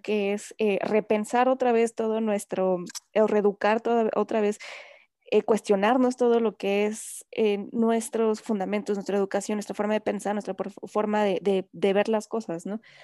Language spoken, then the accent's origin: Spanish; Mexico; como mexicanos